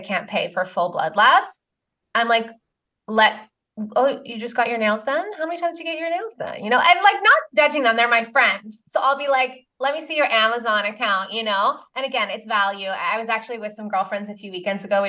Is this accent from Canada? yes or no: yes; Canada; I'm Canadian